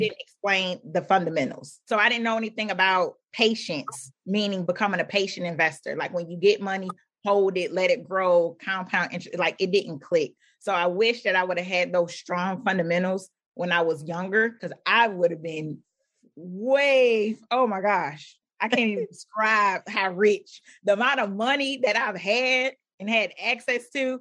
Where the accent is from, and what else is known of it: Philadelphia, Pennsylvania, United States; born or raised there